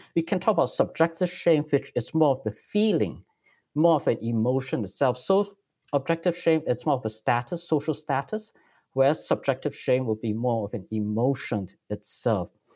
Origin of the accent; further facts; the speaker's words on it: Singapore; moved away as an adult; also born or lived in Silicon Valley, United States; now in United States; I grew up in Singapore. I'm actually still a Singaporean citizen, and I'm just a permanent resident in the United States